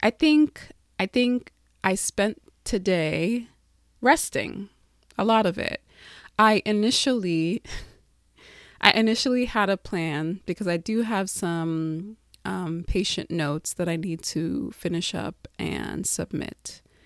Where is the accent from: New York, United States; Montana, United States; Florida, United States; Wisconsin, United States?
New York, United States; Long Island; moved away as an adult; I grew up in Long Island, moved there. My family moved there when I was six. And I grew up there, had my formidable years there.